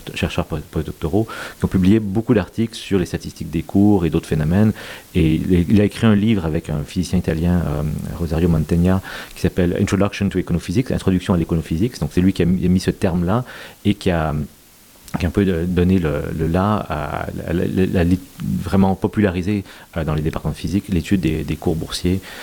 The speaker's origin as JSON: {"language": "French", "region": "Quebec", "country": "Canada", "tie": "born or raised there", "also_born_or_lived": "United States / Rome, Italy", "moved": "as an adult", "lives_now": "Paris, France", "said": "même si je suis québécois d'avoir grandi, j'ai aussi euh, de, la famille en Belgique"}